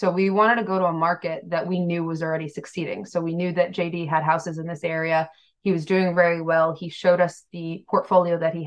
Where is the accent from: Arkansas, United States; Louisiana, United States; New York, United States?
New York, United States; now in Massachusetts, United States; We are both from out of state. I'm from New York